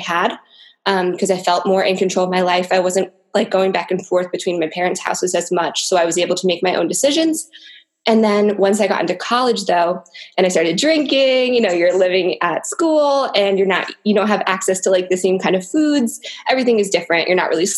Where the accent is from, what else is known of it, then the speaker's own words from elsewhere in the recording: Connecticut, United States; now in New Jersey, United States; I grew up in Connecticut and now I live in New Jersey